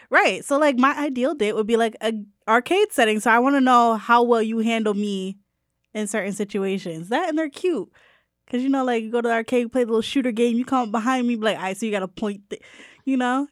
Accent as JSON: {"language": "English", "town": "New Haven", "region": "Connecticut", "country": "United States", "said": "I'm from New Haven, not the Bronx"}